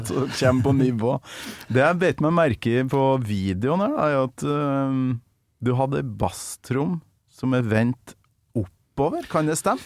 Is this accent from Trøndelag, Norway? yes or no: yes; Trøndelag, Norway; jeg kommer fra Nord-Trøndelag